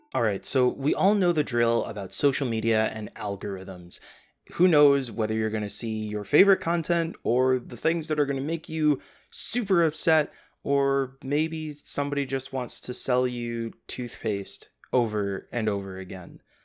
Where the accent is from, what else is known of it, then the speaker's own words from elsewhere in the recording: Midwest, United States; I'm from the Midwest